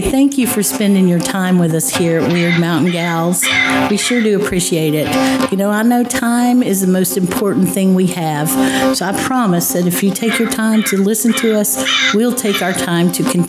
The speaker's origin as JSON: {"language": "English", "town": "Asheville", "region": "North Carolina", "country": "United States", "also_born_or_lived": "Robbinsville, North Carolina", "lives_now": "Hendersonville, United States", "said": "I usually say that I'm from Asheville."}